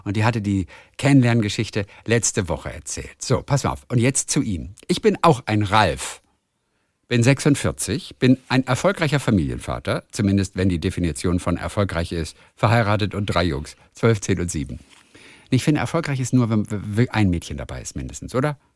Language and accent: German; Saxony, Germany; moved away as an adult; now in Middle Franconia, Germany; Meine Heimat ist die schöne sächsische Schweiz, wo ich geboren und aufgewachsen bin. Vor nunmehr 15 Jahren bin ich nach Mittelfranken gezogen